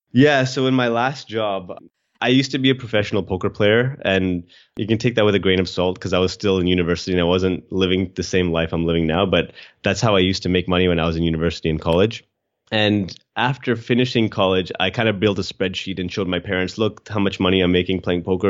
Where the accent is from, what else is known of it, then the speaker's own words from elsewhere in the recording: Edmonton, Alberta, Canada; moved away as an adult; also born or lived in Australia; now in Sydney, Australia; I was born in Edmonton, Alberta, Canada.